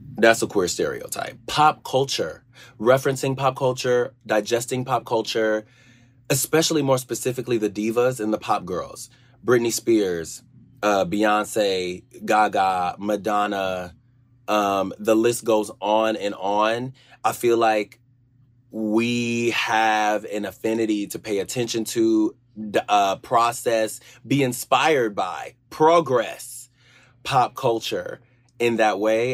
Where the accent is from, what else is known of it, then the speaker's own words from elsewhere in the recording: Georgia, United States; I grew up in Georgia.